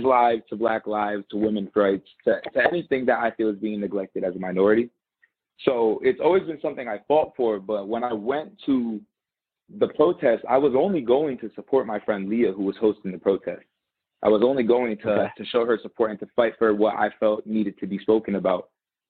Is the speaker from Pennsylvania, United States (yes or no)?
no; North Haven, Connecticut, United States; moved away as an adult; now in Tampa, United States; I was born in North Haven, Connecticut, which is a predominantly white town